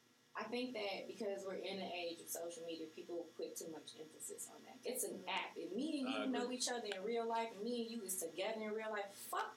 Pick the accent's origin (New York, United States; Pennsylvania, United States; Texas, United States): Texas, United States; Beaumont; No, I'm from Beaumont, Texas.